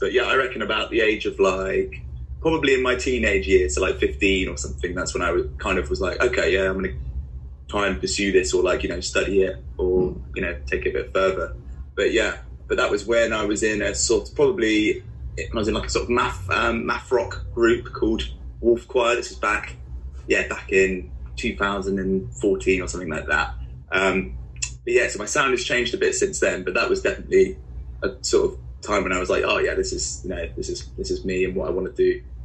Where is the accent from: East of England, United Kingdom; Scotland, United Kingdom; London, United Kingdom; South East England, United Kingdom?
South East England, United Kingdom; Guildford; moved away as an adult; now in Bristol, United Kingdom; I grew up in in Guildford, so that's where I went to school.